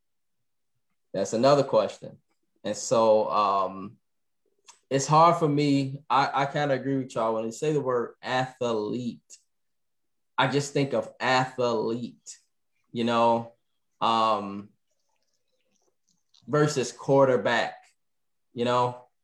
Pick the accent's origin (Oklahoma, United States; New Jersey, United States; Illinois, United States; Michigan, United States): Illinois, United States; Chicago; I'm from Chicago